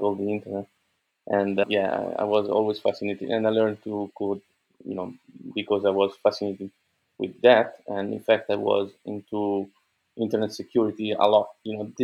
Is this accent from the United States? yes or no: no; Italy; I'm an entrepreneur from Italy